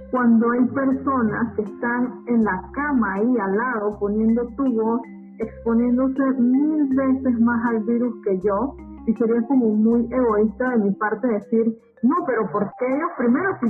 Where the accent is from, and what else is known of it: Bocas del Toro, Panama; moved away